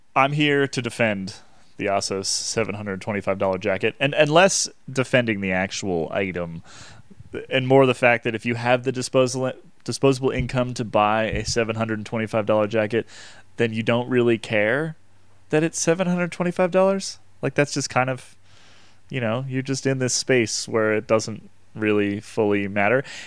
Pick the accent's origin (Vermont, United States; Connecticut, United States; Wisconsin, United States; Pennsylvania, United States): Vermont, United States; I grew up in Vermont, which is a, just so cold and so miserable all the time